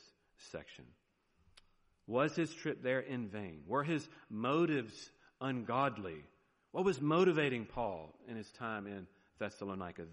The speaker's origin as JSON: {"language": "English", "region": "the South", "country": "United States", "accent": "southern", "said": "there's my southern accent"}